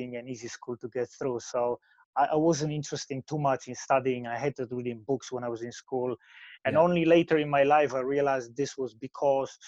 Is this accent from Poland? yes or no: yes; Poland; English is a second language; moved away as an adult; now in United Kingdom; I grew up in Poland. I moved to UK when I was 22